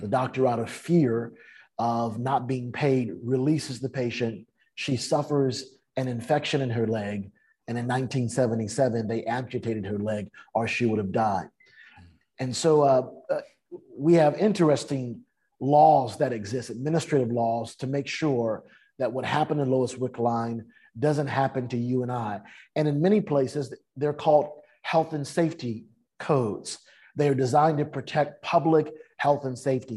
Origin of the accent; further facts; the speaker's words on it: San Francisco, California, United States; now in Southern California, United States; I was mm. raised in San Francisco